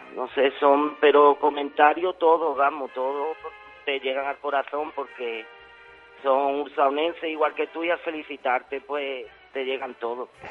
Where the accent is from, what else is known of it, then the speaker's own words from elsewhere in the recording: Osuna, Andalusia, Spain; soy de Osuna